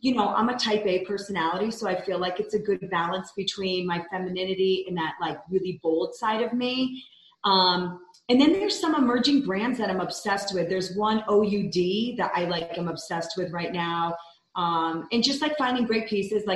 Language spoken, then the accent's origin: English; the Capital District, upstate New York, United States; moved away as an adult; also born or lived in Midtown Manhattan, New York City; now in Salt Lake City, United States; I grew up there. So that's always home at heart